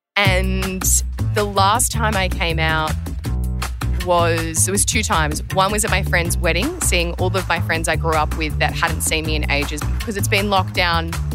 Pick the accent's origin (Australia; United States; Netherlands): Australia; Terrey Hills, New South Wales; I grew up in Terry Hills, um, on the Northern Beaches.